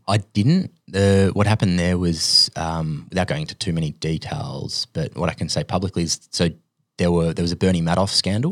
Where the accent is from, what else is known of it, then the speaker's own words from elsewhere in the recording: Sydney, New South Wales, Australia; also born or lived in Finland / United States; I was born in Finland. My family moved here when I was five. Um, yeah, b, grew up in Sydney